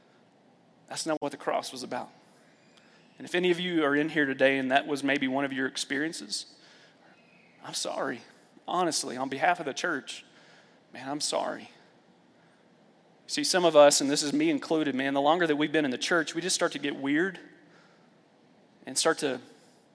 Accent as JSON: {"language": "English", "town": "Lexington", "region": "Kentucky", "country": "United States", "tie": "born or raised there", "said": "I grew up in the Bible Belt, Lexington, Kentucky"}